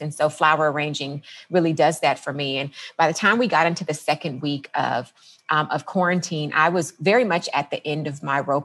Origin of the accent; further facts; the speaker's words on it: Los Angeles, California, United States; also born or lived in San Diego / Washington; now in Los Angeles, United States; I am from the Los Angeles area